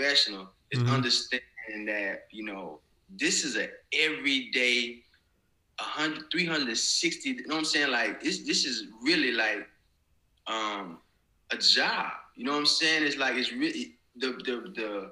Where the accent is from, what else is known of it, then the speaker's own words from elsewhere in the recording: Pensacola, Florida, United States; moved away as an adult; now in Canada; my hometown of Pensacola.